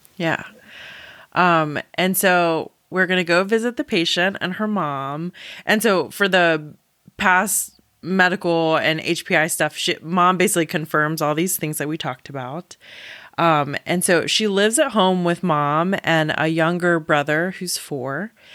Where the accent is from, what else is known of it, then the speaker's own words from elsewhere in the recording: South Carolina, United States; I am from South Carolina